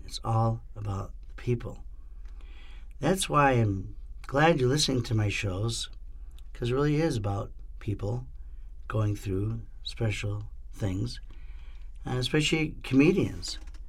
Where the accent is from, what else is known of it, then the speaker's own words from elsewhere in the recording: Rochester, New York, United States; moved away; I'm from Rochester, New York, man. I lived there, from like 1965 to like 88, so we're talking 25 years.